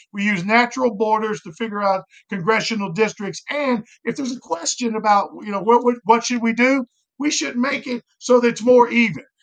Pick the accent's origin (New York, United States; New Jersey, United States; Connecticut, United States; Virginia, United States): Virginia, United States; Danville; also born or lived in San Diego; now in Cincinnati, United States; I am a hillbilly from Danville, Virginia